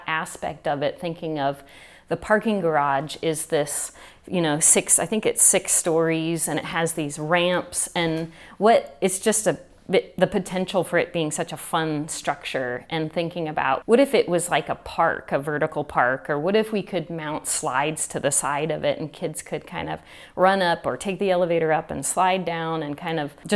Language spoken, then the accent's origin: English; Arizona, United States; I grew up in Arizona